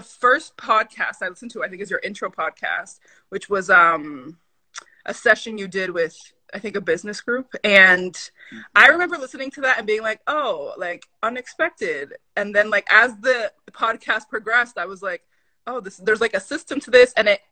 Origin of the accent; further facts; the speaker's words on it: Lynn, Massachusetts, United States; also born or lived in Dominican Republic; now in Boston, United States; I am from Lynn, Massachusetts by way of Dominican Republic. My parents are both Dominican immigrants.